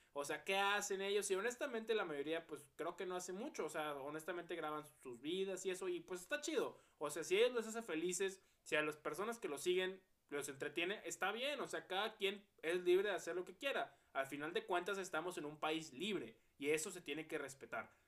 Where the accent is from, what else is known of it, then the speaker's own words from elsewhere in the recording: Mexico; Todos somos mexicanos, todos somos un mismo pueblo